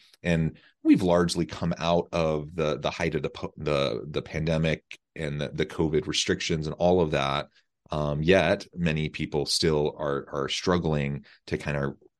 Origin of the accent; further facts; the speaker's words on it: Missouri, United States; I'm from Missouri, not far from Omaha, really, just a few hours, and a wonderful part of the country.